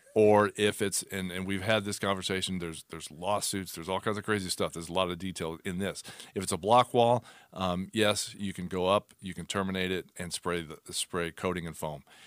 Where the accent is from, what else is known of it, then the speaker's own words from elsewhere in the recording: Arizona, United States; born and raised in Arizona